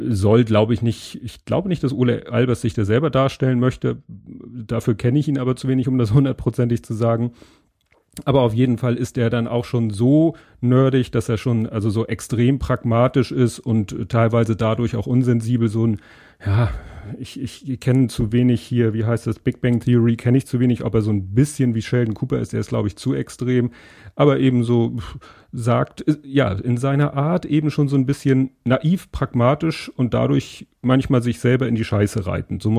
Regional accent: Hamburg, Germany; weil das ist für äh, mich als Hamburger natürlich nochmal besonders spannend.

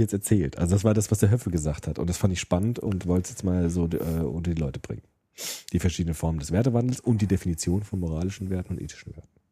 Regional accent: Germany; Auch wir sind ja die erste Generation im Grunde, die ohne Krieg aufgewachsen ist in Deutschland

